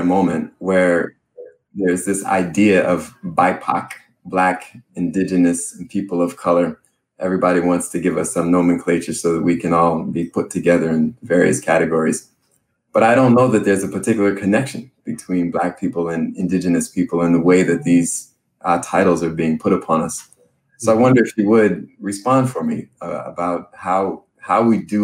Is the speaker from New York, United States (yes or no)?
yes; New York, United States; I grew up in New York.